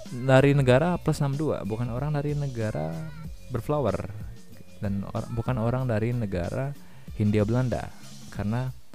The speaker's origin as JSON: {"language": "Indonesian", "region": "Jakarta", "country": "Indonesia", "said": "gue sebagai orang Jakarta pinggiran mungkin"}